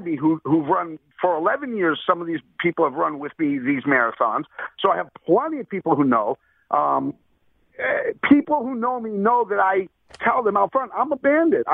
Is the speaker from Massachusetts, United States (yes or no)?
yes; Springfield, Massachusetts, United States; also born or lived in Boston; I'm from Boston. I grew up in Springfield, Mass